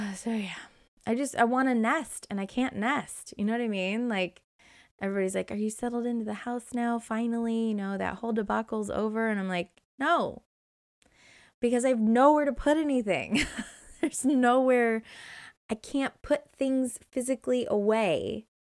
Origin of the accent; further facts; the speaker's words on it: Indiana, United States; moved away as an adult; also born or lived in Hermosa Beach, California; growing up in Indiana